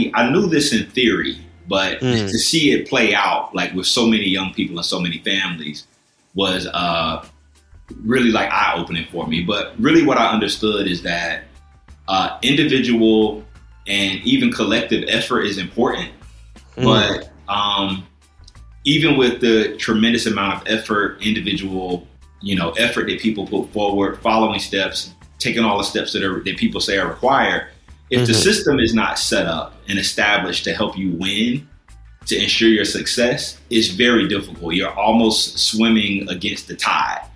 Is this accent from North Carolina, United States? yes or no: no; South Carolina, United States; moved away as an adult; also born or lived in Philadelphia; now in Chicago, United States; I grew up in South Carolina